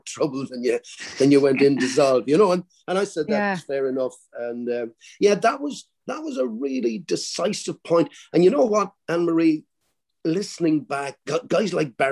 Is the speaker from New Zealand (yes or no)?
no; Ireland; I spoke good Irish because I came from the Gaeltacht